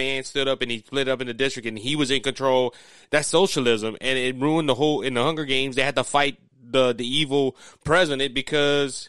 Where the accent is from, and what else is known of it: Cajun, Louisiana, United States